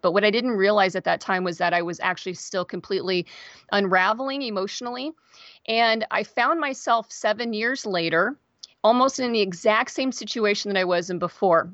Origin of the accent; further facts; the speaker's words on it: Kansas, United States; moved away as an adult; also born or lived in Seattle area, Washington; now in Seattle, United States; I live outside the Seattle area and I'm originally from Kansas. I moved out here twenty-three, twenty-four years ago.